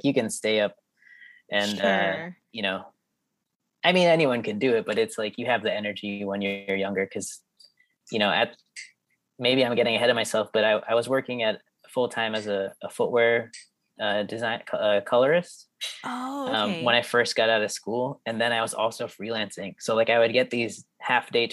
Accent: Norwalk, California, United States; born or raised there; also born or lived in Florida

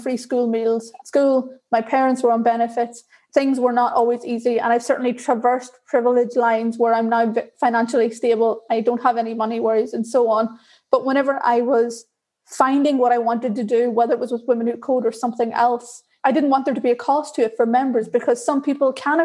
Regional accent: Ireland; accent: Irish; I'm Irish by my accent. And so I grew up in Ireland.

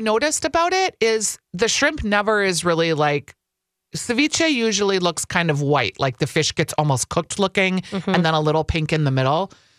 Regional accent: California, United States; Well, yeah, I grew up in California.

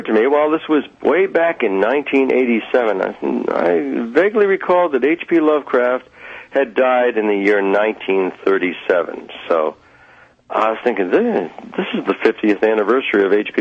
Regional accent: North Scituate, Rhode Island, United States; growing up in North Scituate

